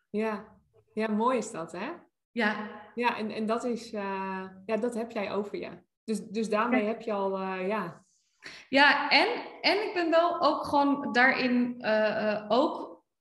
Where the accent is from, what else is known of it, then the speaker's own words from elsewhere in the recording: Nijmegen, Gelderland, Netherlands; now in Brabant, Netherlands; ik kom uit Nijmegen.